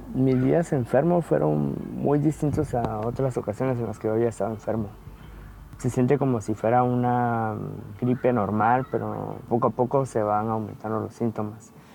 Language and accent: Spanish; Guatemala; moved away